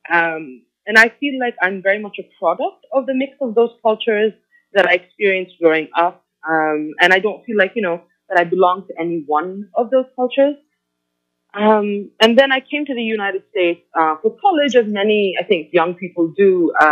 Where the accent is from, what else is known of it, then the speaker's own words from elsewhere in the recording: Oman; also born or lived in Bangladesh / India; now in United States; I was born in Bangladesh. My parents were expats who lived in Oman, and so that's where I grew up.